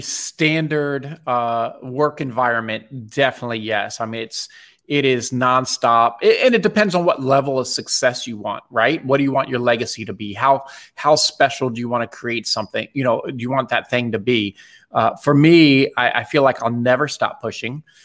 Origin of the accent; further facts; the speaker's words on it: Bethesda, Maryland, United States; I grew up in Bethesda, Maryland.